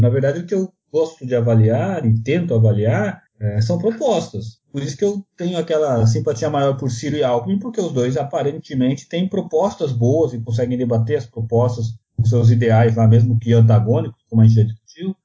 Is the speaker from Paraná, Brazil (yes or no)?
no; São Paulo, Brazil; eu sou de São Paulo